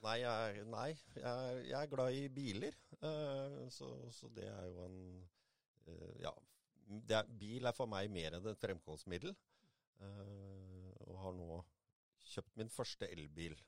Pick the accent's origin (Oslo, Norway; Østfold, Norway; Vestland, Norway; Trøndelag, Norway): Østfold, Norway; Moss; also born or lived in Jeløya; født og oppvokst på Mosseskogen. bor nå på Jeløya